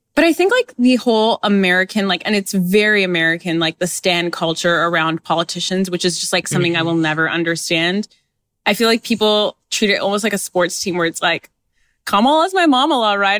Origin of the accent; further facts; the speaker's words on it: Canada; I was born in Canada